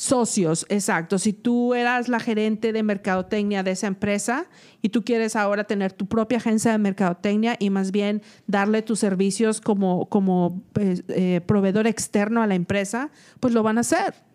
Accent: Mexico; now in United States; yo soy una mexicana que probablemente limpia casas.

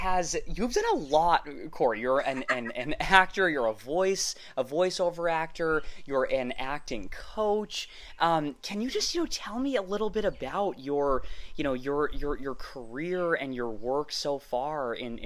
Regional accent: Boston, Massachusetts, United States; moved away; I'm originally from Boston

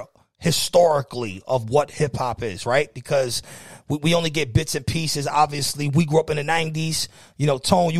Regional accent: New York City, New York, United States; We're from the Bronx

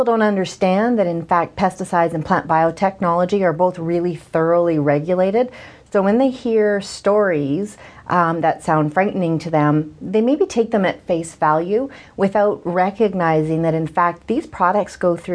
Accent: Saskatchewan, Canada; moved away; also born or lived in Ontario; I'm originally from Saskatchewan, but it wasn't until I moved to Ontario that I found my first job in agriculture

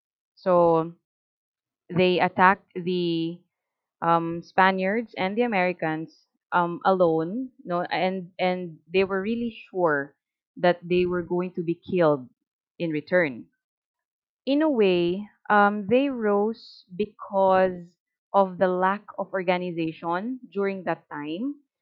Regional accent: Philippines; we should have, or the pride as a Filipino.

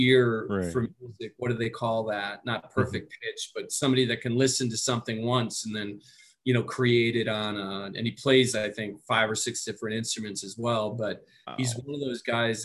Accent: Waupaca, Wisconsin, United States; I'm from Waupaca, Wisconsin

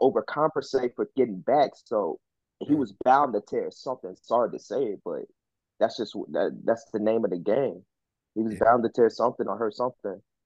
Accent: St. Louis, Missouri, United States; moved away; originally I'm from St. Louis

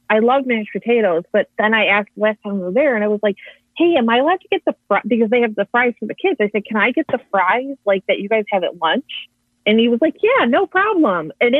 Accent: New York, United States; I'm from New York.

